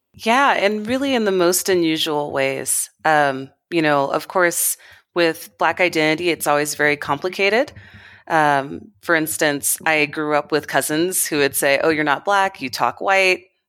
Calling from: Nairobi, Kenya; I'm calling from Nairobi, Kenya, in East Africa.

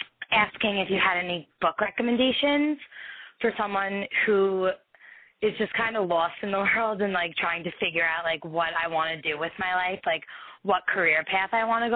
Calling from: Long Island, New York, United States; I'm calling from New York, from Long Island.

